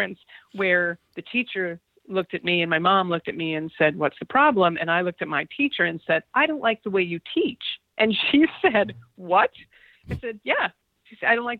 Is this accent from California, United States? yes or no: no; New Mexico, United States; I'm from New Mexico